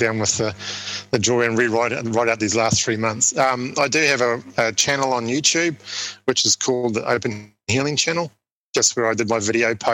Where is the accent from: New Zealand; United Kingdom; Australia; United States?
New Zealand; my home country